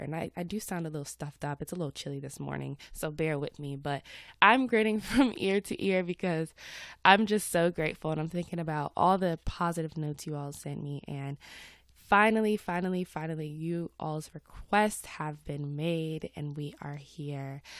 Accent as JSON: {"language": "English", "town": "Atlanta", "region": "Georgia", "country": "United States", "accent": "Southern", "said": "I live in Atlanta. I'm from Atlanta. Uh, every now and then you might hear my Southern accent come out"}